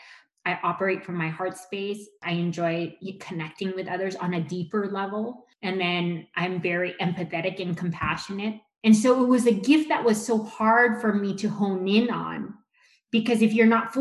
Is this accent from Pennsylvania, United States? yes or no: no; Los Angeles, California, United States; I was born here in Los Angeles